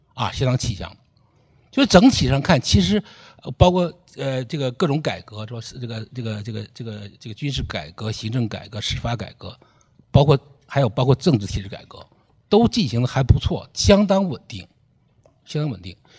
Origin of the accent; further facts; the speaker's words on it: China; 我们中国人毕竟是一个伦理型的国度